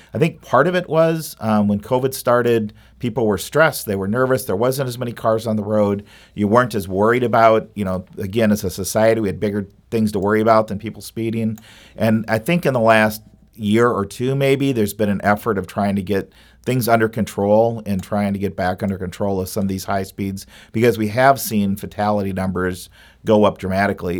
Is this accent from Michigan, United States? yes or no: no; Minnesota, United States; also born or lived in Madison, Wisconsin; now in St. Louis, United States; I grew up in Minnesota